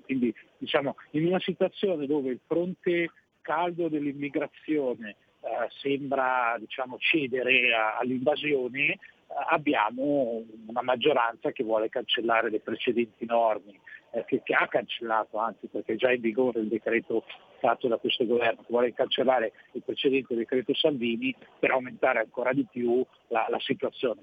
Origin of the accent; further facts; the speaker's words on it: Milan, Lombardy, Italy; sono di Milano, eh, e l'abbiamo avuto anche come prefetto nella nostra città